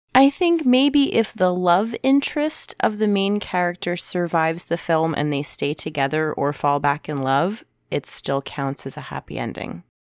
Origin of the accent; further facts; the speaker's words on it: United States; as an American